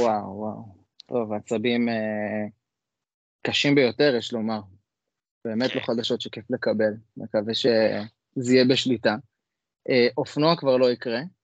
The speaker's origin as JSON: {"language": "Hebrew", "town": "Jerusalem", "region": "Jerusalem District", "country": "Israel", "said": "אני ירושלמי"}